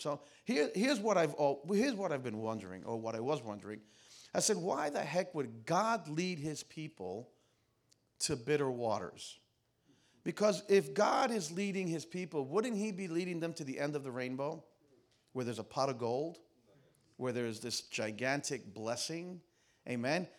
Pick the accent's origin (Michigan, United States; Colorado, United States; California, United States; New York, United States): New York, United States; New York City; I'm from Queens